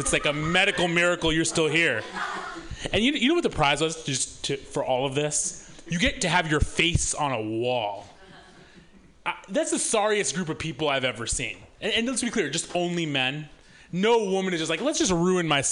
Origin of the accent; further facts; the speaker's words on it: Missouri, United States; I'm from Missouri originally.